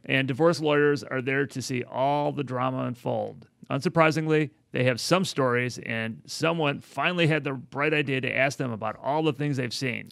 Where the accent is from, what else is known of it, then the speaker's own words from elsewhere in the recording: Chicago, Illinois, United States; moved away; I, I come from Chicago